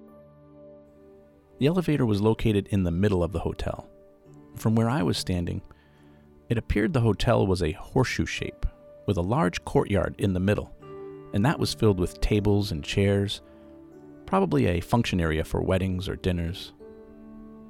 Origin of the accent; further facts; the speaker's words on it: Boston, Massachusetts, United States; Now, I'm from the Boston area